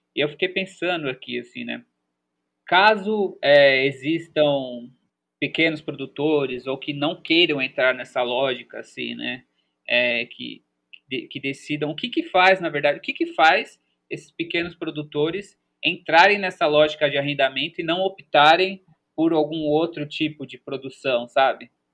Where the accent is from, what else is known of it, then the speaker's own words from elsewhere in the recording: São Paulo, Brazil; also born or lived in São Carlos; A gente que é da cidade, eu sou da cidade, nasci em São Paulo, né? Eu tive um processo de morar no interior de São Paulo, mas também era uma cidade bem urbana, que é São Carlos